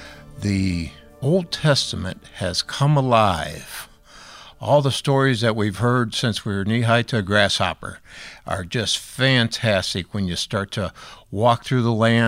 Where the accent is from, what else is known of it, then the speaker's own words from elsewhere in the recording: Cedar Lake, Indiana, United States; I'm from Cedar Lake, Indiana